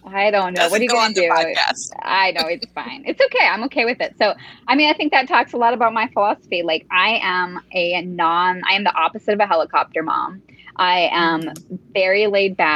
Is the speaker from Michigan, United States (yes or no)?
yes; Upper Peninsula of Michigan, United States; moved away as an adult; now in Marrakesh, Morocco; I grew up in the Upper Peninsula of Michigan. So now I live in Marrakesh.